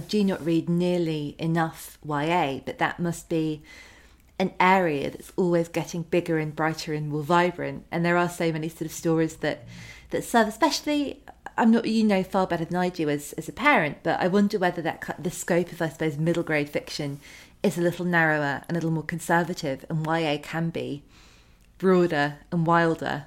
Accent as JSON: {"language": "English", "country": "United Kingdom", "said": "as a British teenager"}